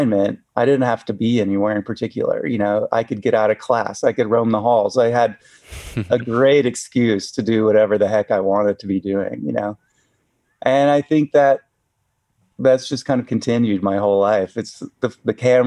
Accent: Chattanooga, Tennessee, United States; also born or lived in Utah; now in Bishop, United States; I was raised in Chattanooga, Tennessee.

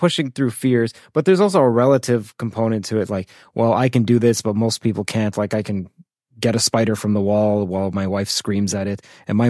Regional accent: Toronto, Ontario, Canada; I'm from Toronto

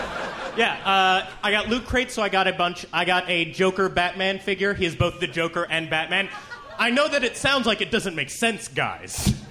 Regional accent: Miami, Florida, United States; now in San Francisco, United States; I have forsaken my hometown of Miami. I am now of San Francisco.

